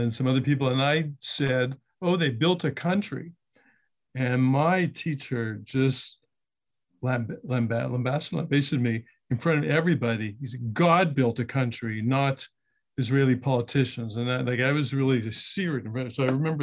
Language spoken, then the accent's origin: English; Canada; as a Canadian Jew